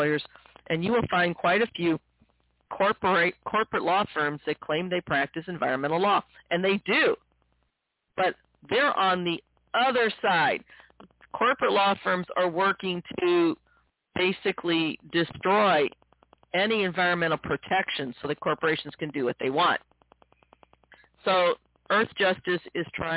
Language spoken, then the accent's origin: English; Missouri, United States; my home state of Missouri